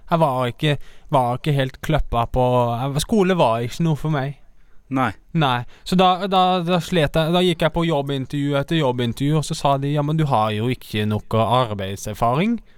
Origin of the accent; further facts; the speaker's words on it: Arendal, Agder, Norway; Jeg er fra